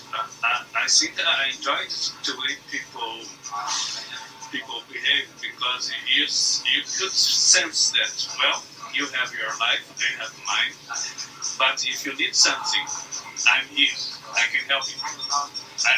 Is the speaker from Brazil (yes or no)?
yes; Brazil; English is a second language; I come from Brazil. My parents had a small business as well